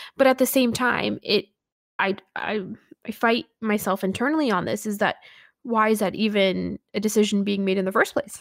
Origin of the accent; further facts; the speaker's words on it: Canada; a Canadian Sikh